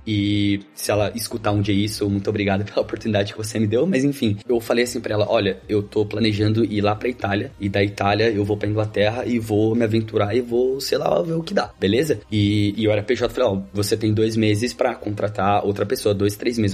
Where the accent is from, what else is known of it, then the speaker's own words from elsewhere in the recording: Suzano, São Paulo, Brazil; moved away as an adult; also born or lived in Italy; now in London, United Kingdom; basicamente eu sou de São Paulo, da Zona Leste, uma cidade chamada Suzano